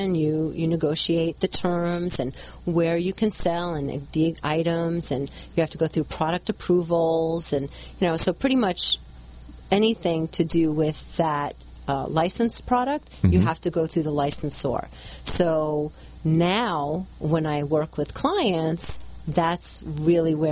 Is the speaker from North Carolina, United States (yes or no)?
no; New York, United States; moved away as an adult; also born or lived in New Jersey; now in California, United States; I'm originally from New York, and so I'm licensed in New York and California. I've been here for about 10 years.